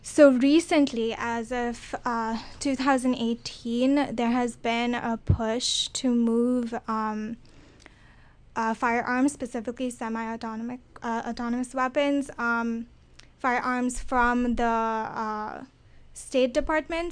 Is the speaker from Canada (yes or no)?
no; India; now in United States; I'm from India, so my cultural understanding of this is also a little bit different